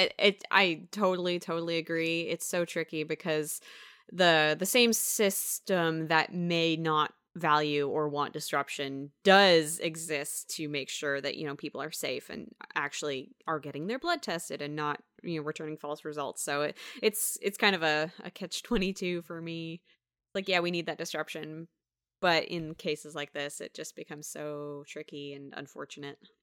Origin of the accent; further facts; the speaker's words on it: United States; I'm born, born and raised in Washington